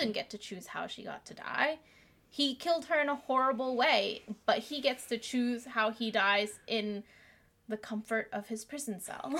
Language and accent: English; United States; also born or lived in Vietnam; We moved to America when I was 5 from Vietnam